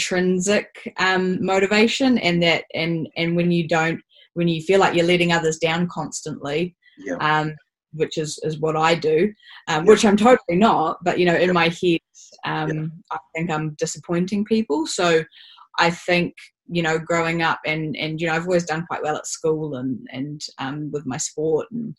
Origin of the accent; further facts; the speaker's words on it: Auckland, New Zealand; I'm from Auckland. Was very fortunate to grow up in on the North Shore, in a suburb